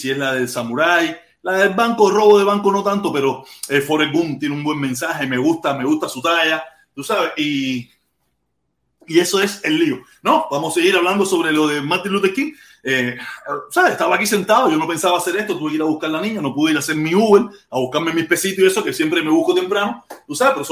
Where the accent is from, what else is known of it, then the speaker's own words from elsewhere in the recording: Cuba; moved away; yo me fui de Cuba con mucho desconocimiento de mi sociedad.